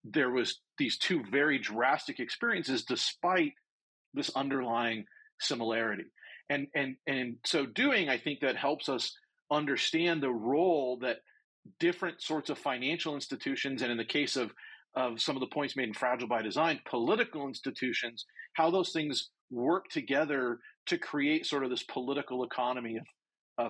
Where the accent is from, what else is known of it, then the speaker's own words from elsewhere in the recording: United States; I say this as an American